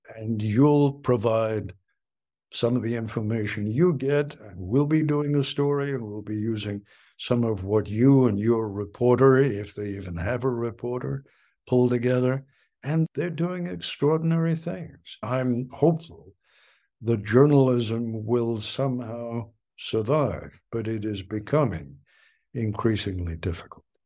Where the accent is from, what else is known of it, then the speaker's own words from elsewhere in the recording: England, United Kingdom; now in United States; I was born in England and came to this country in nineteen fifty-three.